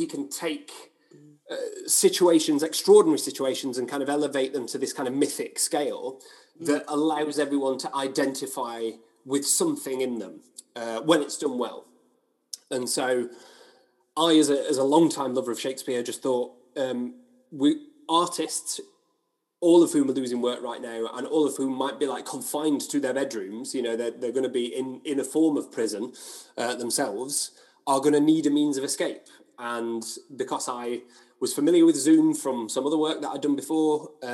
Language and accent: English; Hoyland, Yorkshire and the Humber, United Kingdom; moved away as an adult; also born or lived in Leicester; I grew up in a small town called Hoyland near Barnsley in South Yorkshire, or Barnsley, as we call it. I lived there until I went to university in Leicester.